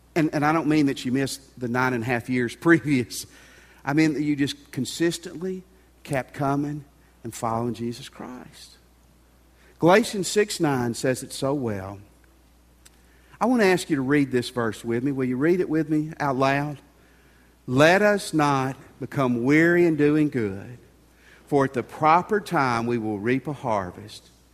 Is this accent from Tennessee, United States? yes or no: yes; Tennessee, United States; moved away; where I grew up in Tennessee